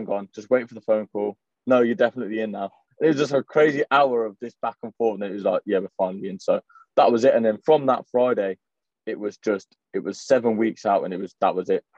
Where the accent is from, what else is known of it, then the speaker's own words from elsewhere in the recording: Coventry, West Midlands, United Kingdom; I'm from Coventry.